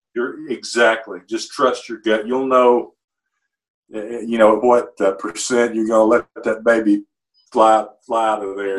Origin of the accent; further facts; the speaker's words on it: Muscle Shoals, Alabama, United States; here in my hometown, Muscle Shoals, Fame Recording Studios